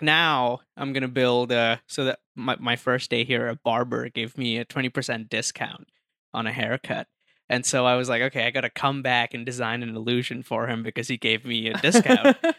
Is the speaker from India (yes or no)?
yes; India; first language Hindi; English is a second language; moved away; also born or lived in Dubai; Because I grew up in India.